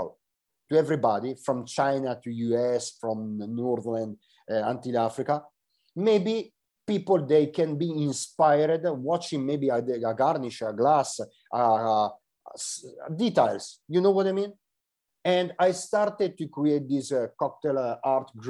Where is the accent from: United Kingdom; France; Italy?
Italy; I'm here from Italy and I'm, I don't know, in the opposite side of the world